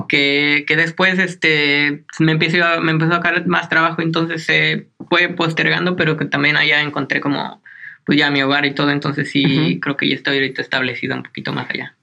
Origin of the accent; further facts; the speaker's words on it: Hidalgo, Mexico; also born or lived in Veracruz; nací en Veracruz, en el, como en la costa del Golfo. Pero bueno, realmente me crié en el estado de Hidalgo